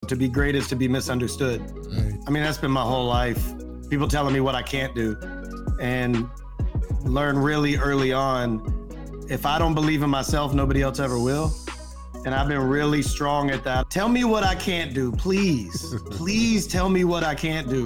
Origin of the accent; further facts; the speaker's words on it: North Carolina, United States; moved away as an adult; I'm from North Carolina